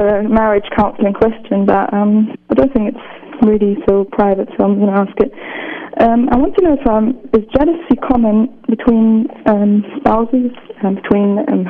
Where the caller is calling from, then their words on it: England, United Kingdom; I'm calling from England.